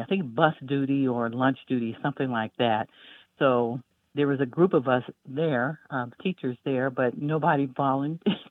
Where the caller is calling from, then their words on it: Greensboro, North Carolina, United States; I'm calling from Greensboro, North Carolina